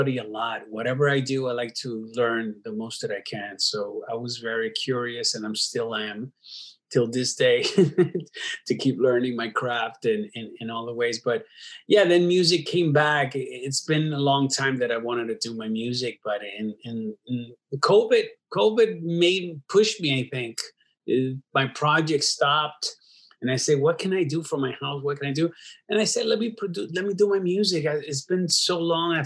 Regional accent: Dominican Republic; moved away; also born or lived in New York City, United States; because I am from Dominican Republic, but I was born in New York City, and my parents, my mom still lives there, you know, and part of my family lives in New York City. So I was always between New York City and Dominican Republic where I studied

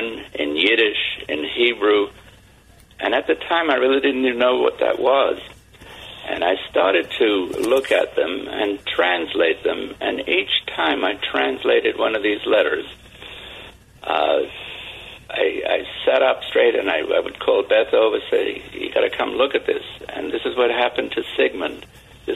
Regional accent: London, United Kingdom; moved away; I grew up in London, wartime London

